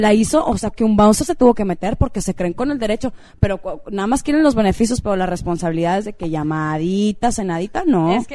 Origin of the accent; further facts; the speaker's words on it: Mexico; todas somos de México